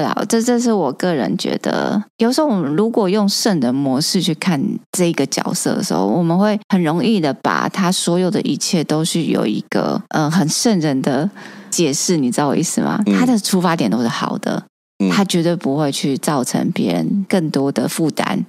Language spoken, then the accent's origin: Chinese; Taiwan; 我们绝对会说我们是台湾人